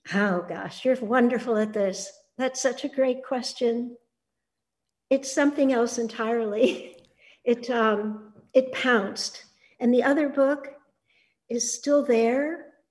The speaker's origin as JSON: {"language": "English", "town": "Annandale-on-Hudson", "region": "New York", "country": "United States", "tie": "born or raised there", "said": "I grew up on Bard College campus, this very small, wonderful, intimate place then, it's still wonderful, but we were an intimate community. It was very tribal, um, very close to the woods along the Hudson River"}